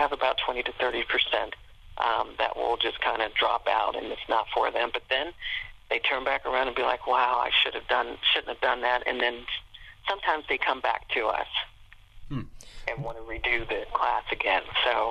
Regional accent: Cincinnati, Ohio, United States; also born or lived in Portsmouth, Ohio; I'm from Cincinnati, and so I was able to transfer back within a year to my, close to my home area.

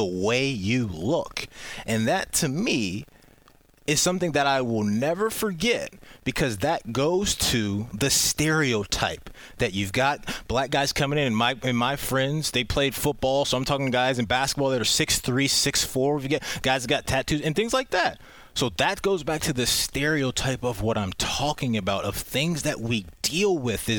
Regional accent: Pickerington, Ohio, United States; also born or lived in Baltimore, Maryland; I grew up in Pickerington as well

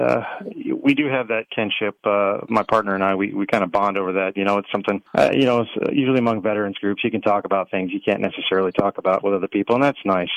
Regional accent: Texas, United States; we're from Texas, so made by Texans and veterans

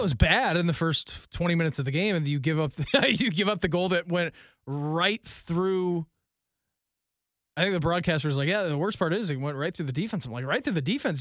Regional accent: Dayton, Ohio, United States; moved away as an adult; now in Columbus, United States; growing up in Dayton

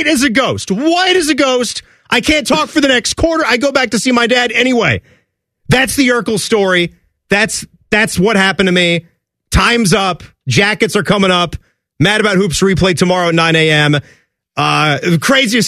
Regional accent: Northern Virginia, United States; moved away; where I grew up in Northern Virginia

